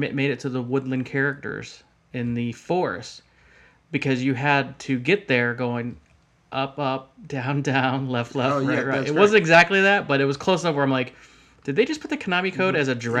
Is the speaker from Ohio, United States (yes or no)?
yes; Ohio, United States; I'm from Ohio